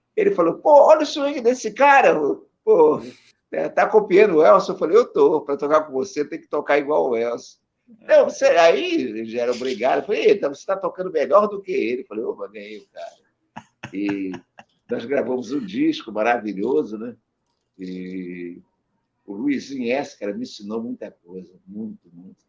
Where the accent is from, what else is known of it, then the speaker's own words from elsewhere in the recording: Rio de Janeiro, Brazil; Eu sou carioca do Brejo, carioca do sertão